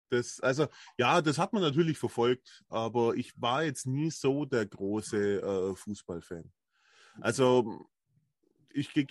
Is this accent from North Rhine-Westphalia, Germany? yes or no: no; Bavaria, Germany; Ich komme ja aus Ulm, also aus der Nähe von Ulm, muss man sagen. Landkreis Neu-Ulm.